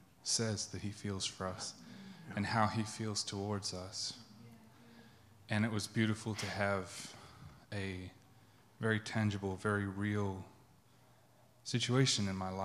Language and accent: English; England, United Kingdom; moved away as an adult; also born or lived in South Africa; I'm confused because I was born in South Africa. I moved to England when I was 11. And then when I was 25, I moved here and I've spent 8 years here.